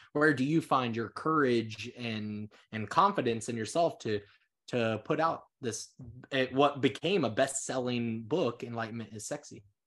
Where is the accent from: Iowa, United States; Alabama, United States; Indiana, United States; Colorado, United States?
Iowa, United States; Council Bluffs; moved away; also born or lived in California; I was born and raised in Council West, Iowa